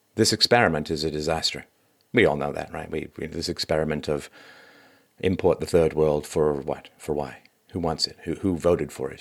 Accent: London, United Kingdom; moved away; I grew up in London

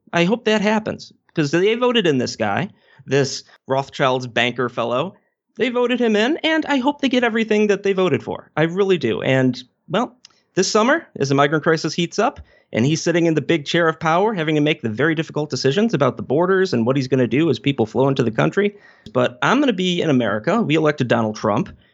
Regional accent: United States; as an American, as someone who has to deal with the political climate in the United States

